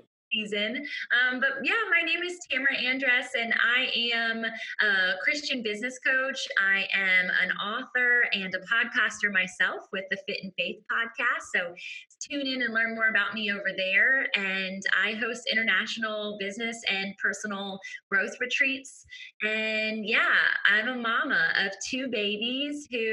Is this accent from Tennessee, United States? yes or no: no; Virginia Beach, Virginia, United States; I'm tuning in from Virginia Beach, Virginia, born and raised beach babe